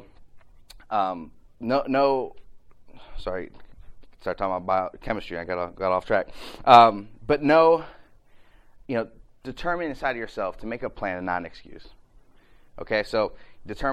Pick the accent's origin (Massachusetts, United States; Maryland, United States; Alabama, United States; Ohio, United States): Ohio, United States; I'm from Ohio